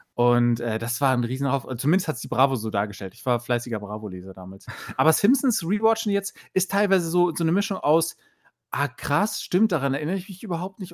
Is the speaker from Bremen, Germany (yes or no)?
yes; Bremen, Germany; ich komme aus Bremen